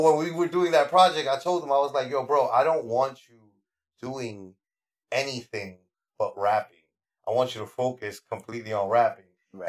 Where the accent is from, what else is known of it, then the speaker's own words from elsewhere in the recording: New York City, New York, United States; I was born at Our Lady of Mercy. Our Lady of Mercy is no longer there in the Bronx.